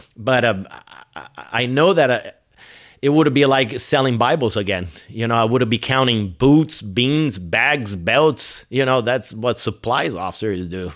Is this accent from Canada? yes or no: no; São Paulo, Brazil; English is a second language; moved away as an adult; now in United States; the place where I grew up, it's more like, uh, uh, Manhattan or L A or Chicago